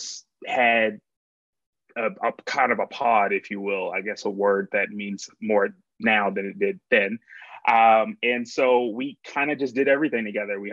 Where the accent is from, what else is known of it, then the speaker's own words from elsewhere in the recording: suburbs of Baltimore, Maryland, United States; moved away as an adult; now in Washington, D.C., United States; I'm from Maryland originally, suburbs of Baltimore, grew up there, family's still there